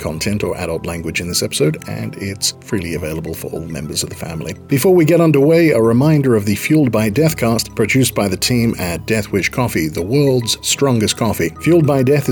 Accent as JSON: {"language": "English", "country": "Australia", "tie": "born or raised there", "said": "I grew up in Australia"}